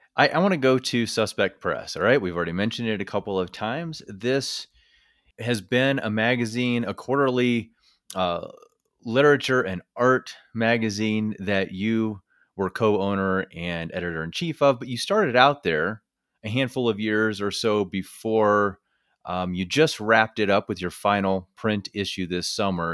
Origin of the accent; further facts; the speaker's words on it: northern Missouri, United States; moved away; also born or lived in Iowa; I grew up in small rural town in northern Missouri